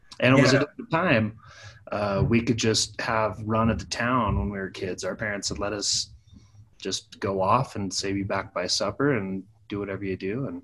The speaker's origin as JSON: {"language": "English", "town": "Saratoga", "region": "Wyoming", "country": "United States", "tie": "born or raised there", "also_born_or_lived": "Pocatello, Idaho", "said": "Well, I was born in Pocatello, Idaho, but I was raised in Saratoga, Wyoming."}